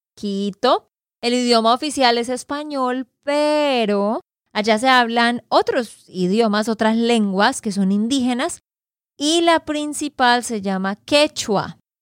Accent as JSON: {"language": "Spanish", "region": "Santander", "country": "Colombia", "said": "de Santander, Colombia"}